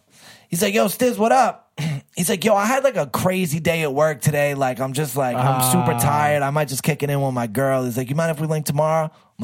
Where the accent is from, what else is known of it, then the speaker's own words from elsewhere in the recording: Boston, Massachusetts, United States; she was from East Boston and I'm from Eastie.